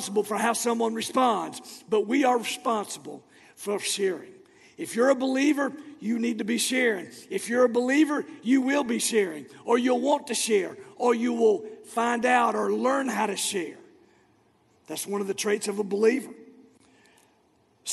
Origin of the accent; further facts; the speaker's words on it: Florida, United States; moved away; my hometown of Florida